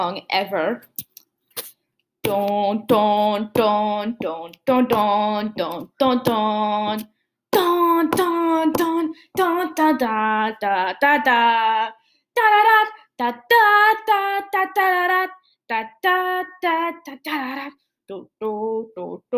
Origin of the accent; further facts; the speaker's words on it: United States; I'm American